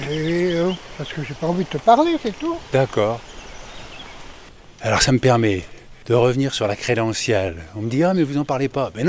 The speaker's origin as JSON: {"language": "French", "town": "Paris", "region": "Île-de-France", "country": "France", "said": "Moi, je viens de Paris, madame."}